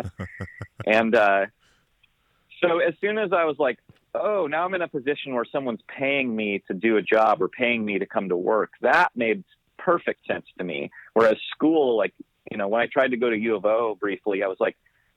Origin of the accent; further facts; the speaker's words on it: Corvallis, Oregon, United States; I grew up on a goat farm in the woods outside of Corvallis, Oregon.